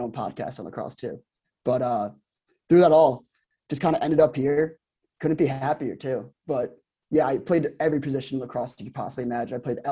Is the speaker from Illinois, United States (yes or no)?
no; Garden City, New York, United States; So I grew up in Garden City on Long Island.